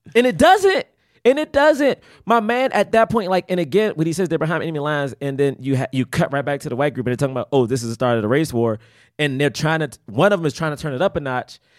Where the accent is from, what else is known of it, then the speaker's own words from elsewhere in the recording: Washington, District of Columbia, United States; moved away; also born or lived in Prince George's County, Maryland; I'm from Southeast and then moved to P G